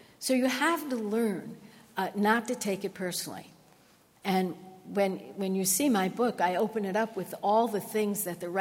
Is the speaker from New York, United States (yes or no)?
yes; New York, United States; I grew up in New York.